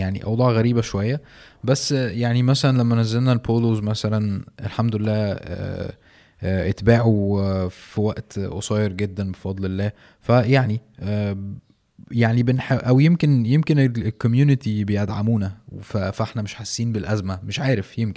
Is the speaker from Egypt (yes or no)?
yes; Mansoura, Dakahlia, Egypt; ما انا برضو من المنصورة تقريبا ورحت مر مرتين مثلا ولا حاجة